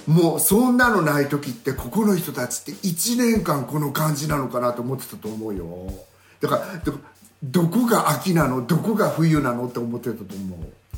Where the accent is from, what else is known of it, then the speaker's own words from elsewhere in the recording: Sweden; moved away; also born or lived in Yamaguchi, Japan; 私スウェーデン育ち